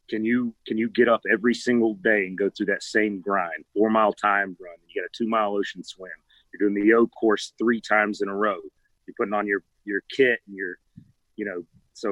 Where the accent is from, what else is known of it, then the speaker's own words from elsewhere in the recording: Georgia, United States; moved away as an adult; now in Virginia Beach, United States; so just a country boy growing up in Georgia